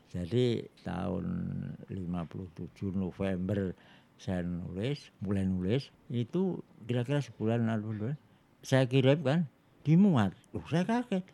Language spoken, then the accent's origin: Indonesian; Surakarta, Central Java, Indonesia; saya itu orang Jawa ya dan di Solo itu ya semua orang ngomong bahasa Jawa kalau di sekolah